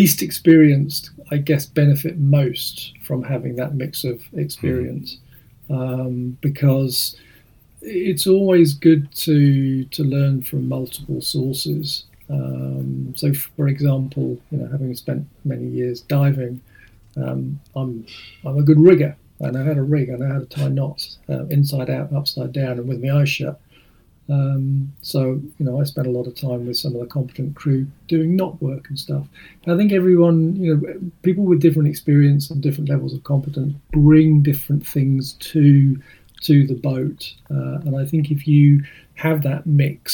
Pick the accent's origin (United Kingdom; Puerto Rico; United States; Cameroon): United Kingdom; Hampshire, South East England; also born or lived in New Zealand; I live in Hampshire, and I grew up in Hampshire, so I'm very familiar with the Solent